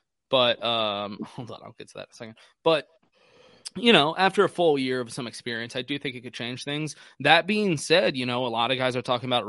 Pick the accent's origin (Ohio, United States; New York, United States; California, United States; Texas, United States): Texas, United States; now in Myrtle Beach, United States; I'm from Texas. Like, yeah, I worked as a fucking ranch hand